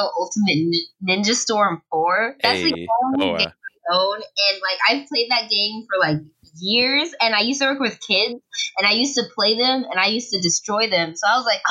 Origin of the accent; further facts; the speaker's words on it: Georgia, United States; I was born in Georgia